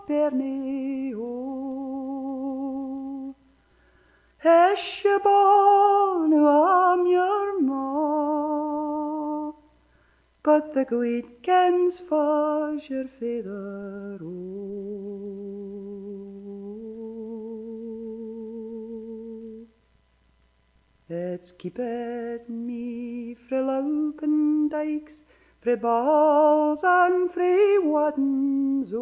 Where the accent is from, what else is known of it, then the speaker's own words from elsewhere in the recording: Glasgow, Scotland, United Kingdom; moved away as an adult; now in Canada; I'll have to go back to Glasgow to do my fourth year